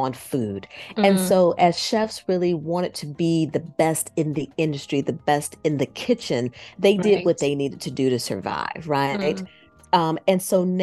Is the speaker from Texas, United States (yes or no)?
no; Chicago, Illinois, United States; moved away as an adult; also born or lived in California; I grew up in Chicago, the Midwest